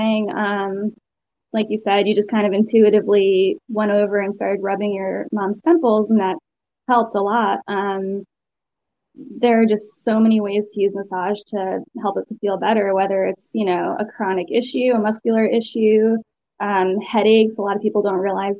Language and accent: English; Connecticut, United States; moved away as an adult; also born or lived in Asheville, North Carolina / Savannah, Georgia; now in North Carolina, United States; I'm from Connecticut originally